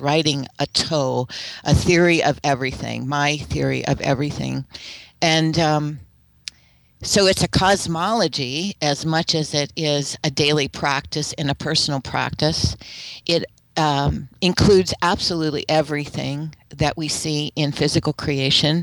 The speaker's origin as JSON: {"language": "English", "country": "United States", "said": "I'm speaking as an American"}